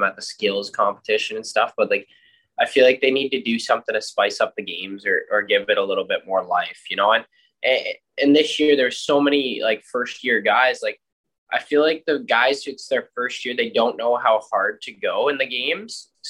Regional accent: Curtis, Canada; came back to my hometown of Curtis

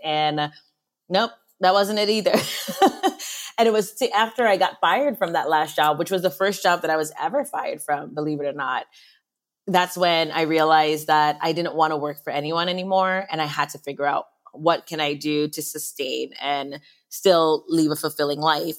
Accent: U.S. Virgin Islands; born and raised in St. Croix in the Virgin Islands

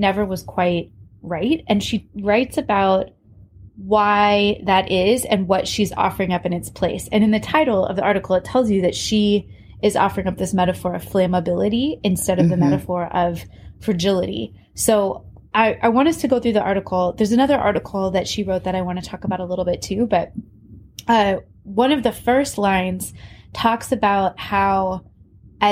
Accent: Iowa, United States; we grew up in Iowa

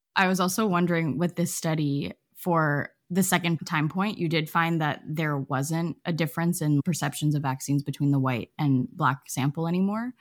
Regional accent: Canada; I'm Canadian

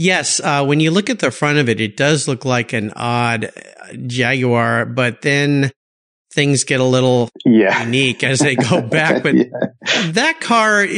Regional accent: Southern California, United States; I grew up in Southern California where they had lots of real woody

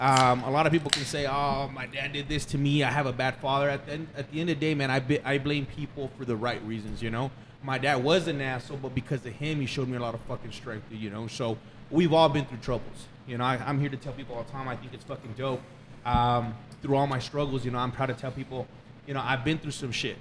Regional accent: Fabens, Texas, United States; born and raised in Fabens, Texas.

